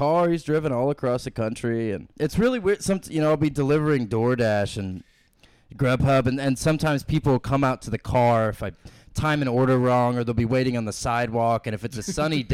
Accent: North Georgia, United States; moved away as an adult; also born or lived in Bloomington, Illinois / Idaho; I grew up in Georgia my whole life, so like North Georgia

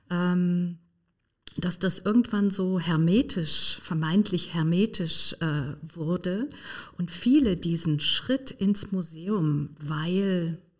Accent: Hamburg, Germany; Und so geschah es auch hier bei uns in Hamburg.

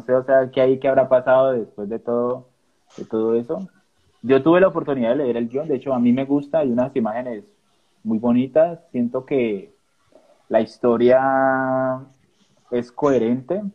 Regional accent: Colombia; nosotros como colombianos

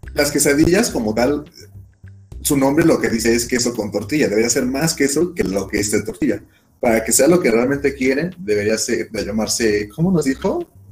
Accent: Ecatepec, State of Mexico, Mexico; yo soy de Catepec

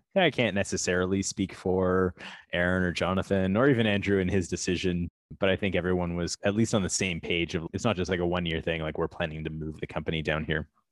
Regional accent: Toronto, Ontario, Canada; also born or lived in California; We are from Toronto, from Canada

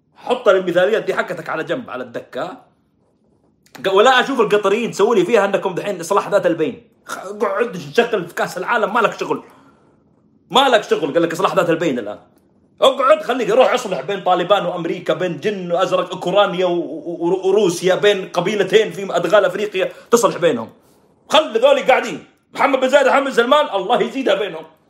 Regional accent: Saudi Arabia; عندنا في السعوديه

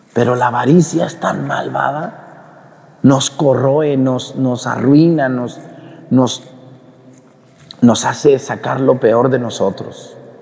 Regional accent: Mexico; now in Acatlán, Mexico; cuando fui a mi pueblo en Mestigacán

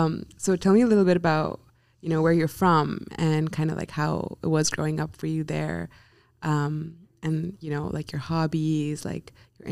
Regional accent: India; also born or lived in Singapore; now in United States; I'm originally from India, but I've grown up kind of everywhere in the world. But home for me would be India and Singapore, where I went to high school.

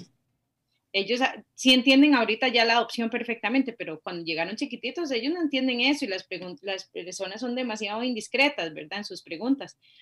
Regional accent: Costa Rica; Por ser ticas

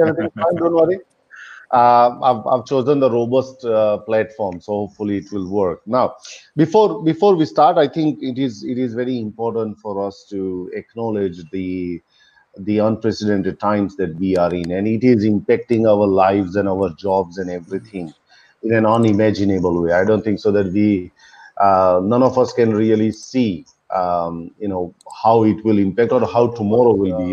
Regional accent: Melbourne, Victoria, Australia; moved away as an adult; now in India; I'm originally from Melbourne, but currently I'm in India

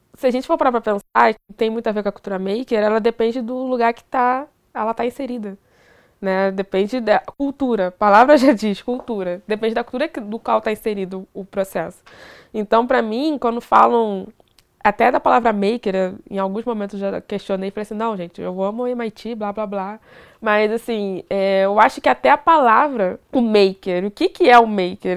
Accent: Duque de Caxias, Rio de Janeiro, Brazil; eu sou de Duque de Caxias, Rio de Janeiro

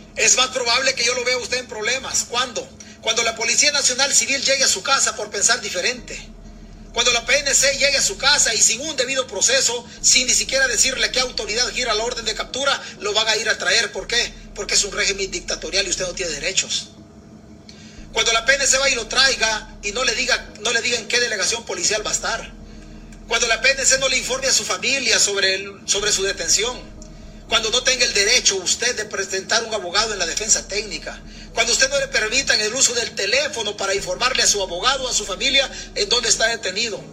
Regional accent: El Salvador; nosotros como salvadoreños

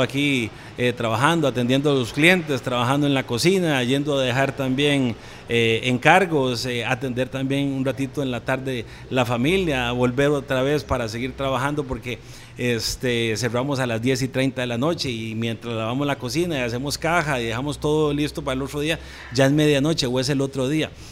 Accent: Santa Rosa de Oreamuno, Cartago, Costa Rica; Mi familia es de Cartago, nosotros somos de allá, de Santa Rosa de Oremuno, y somos productores también.

